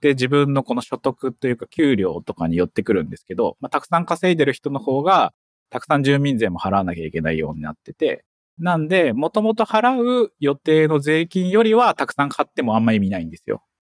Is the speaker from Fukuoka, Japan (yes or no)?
no; Saitama, Japan; moved away as an adult; now in Wakayama, Japan; 僕、埼玉のマンション生まれみたいな感じなんですけど、中学校が銀座中学校っていう公立なんですけど